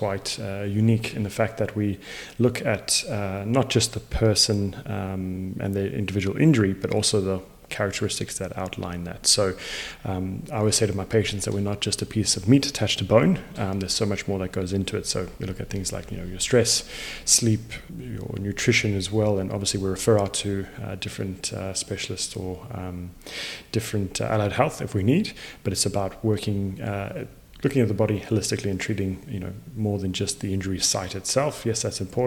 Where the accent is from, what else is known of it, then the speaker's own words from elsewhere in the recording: Zimbabwe; also born or lived in South Africa; now in Perth, Australia; I was born in Zimbabwe and raised in Zim as well as in South Africa before coming over to Australia